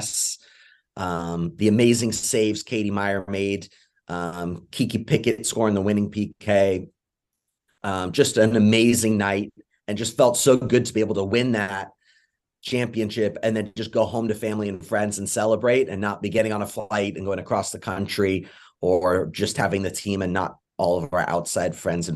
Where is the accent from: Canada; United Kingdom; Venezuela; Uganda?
United Kingdom; England; now in United States; I'm originally from England, so I'm always a supporter of England as well